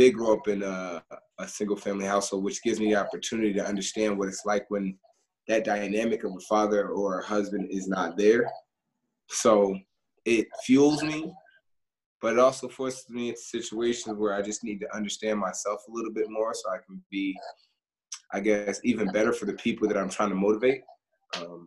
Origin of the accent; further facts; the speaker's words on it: Newark, New Jersey, United States; Born and raised in Newark, New Jersey.